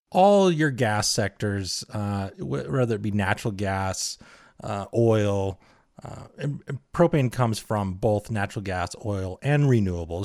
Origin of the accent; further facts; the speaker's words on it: Utah, United States; I am from Utah